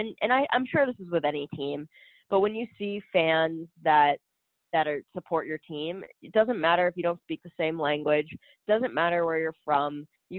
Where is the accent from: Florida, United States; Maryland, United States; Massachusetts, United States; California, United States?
Massachusetts, United States; Boston; I'm a big Patriots fan, but it's because I'm from Boston. I'm from the area.